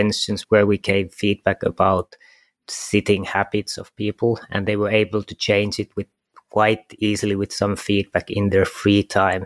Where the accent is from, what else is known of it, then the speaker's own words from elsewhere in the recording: Kajaani, Kainuu, Finland; I was born in Kajaani, which is 2 hours south from